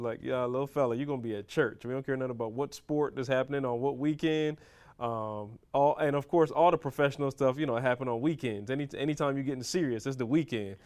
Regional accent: Barbados; growing up in Barbados

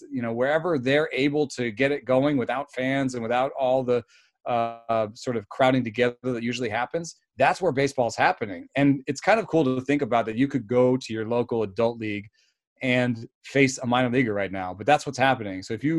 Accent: Germany; also born or lived in Jamaica; now in United States; my story is that I was born in Jamaica to German parents, lived in Germany, and came to America.

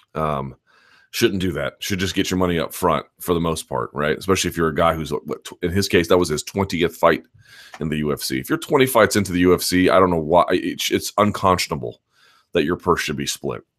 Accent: Washington, District of Columbia, United States; here in my hometown of Washington, D C

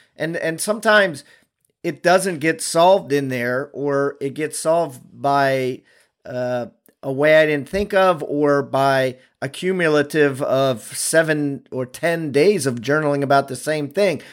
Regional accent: Maryland, United States; I'm from Maryland

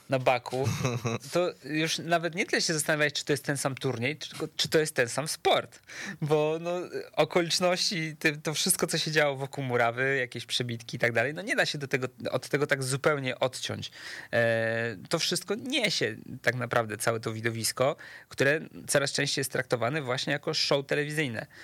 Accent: Łódź, Łódź Voivodeship, Poland; jestem z Łodzi

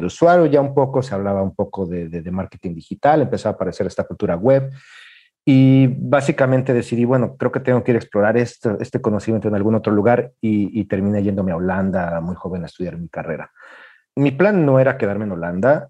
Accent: Mexico City, Mexico; moved away as an adult; also born or lived in China; now in Japan; soy mexicano de la Ciudad de México

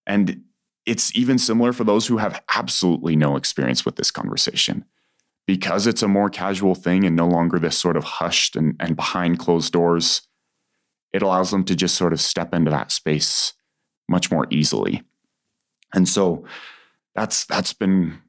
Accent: Utah Valley, United States; growing up in Utah Valley

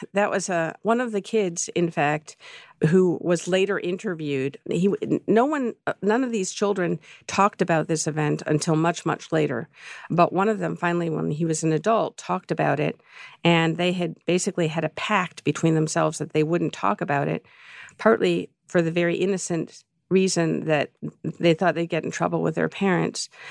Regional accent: Chicago, Illinois, United States; I grew up in Chicago

